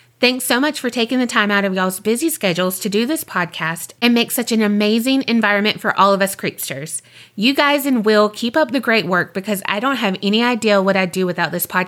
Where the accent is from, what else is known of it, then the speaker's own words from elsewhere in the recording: Mobile, Alabama, United States; born there; That's where I was born.